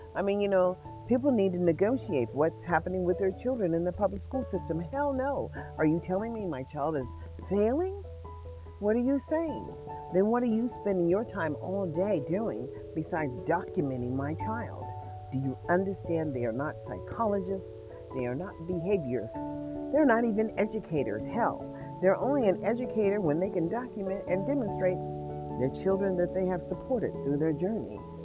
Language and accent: English; United States; I am an American citizen